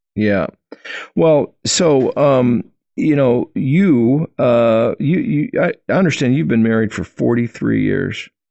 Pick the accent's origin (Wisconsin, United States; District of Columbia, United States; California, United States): Wisconsin, United States; I grew up in Wisconsin